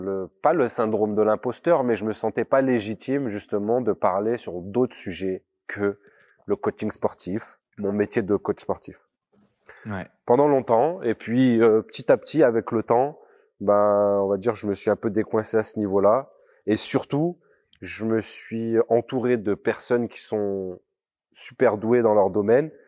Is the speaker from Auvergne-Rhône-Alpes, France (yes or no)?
yes; Grenoble, Auvergne-Rhône-Alpes, France; j'ai grandi dans un, un quartier populaire euh, de la, l'agglomération grenobloise